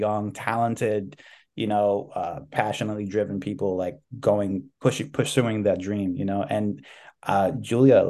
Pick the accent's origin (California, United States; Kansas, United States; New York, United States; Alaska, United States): New York, United States; New York City; I was born raised in New York City